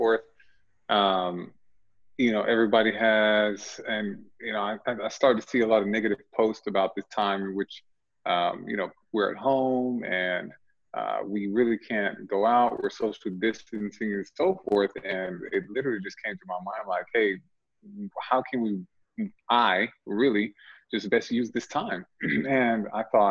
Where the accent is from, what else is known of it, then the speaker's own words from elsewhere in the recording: Texas, United States; now in Dubai, United Arab Emirates; I'm from Texas